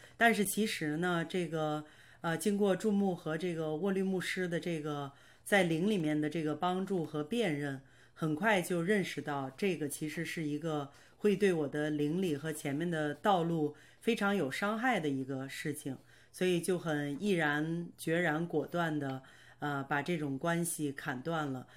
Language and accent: Chinese; Baoding, Hebei, China; moved away as an adult; now in Canada; 我是今年四十九岁，呃，我是出生在河北保定，呃，我的爸爸是广东人，我的妈妈是天津人